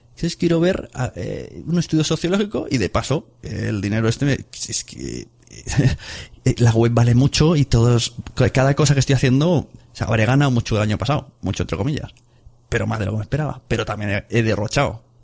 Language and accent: Spanish; Catalonia, Spain; soy catalán